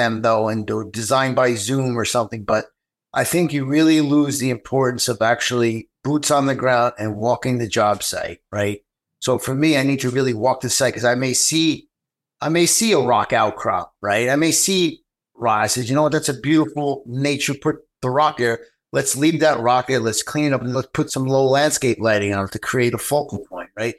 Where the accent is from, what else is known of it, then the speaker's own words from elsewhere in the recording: New York, United States; I'm from New York